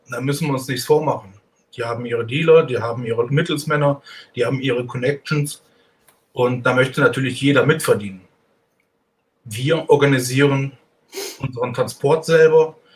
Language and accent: German; Cologne, North Rhine-Westphalia, Germany; now in Switzerland; Ich bin, ich bin ein Kölner.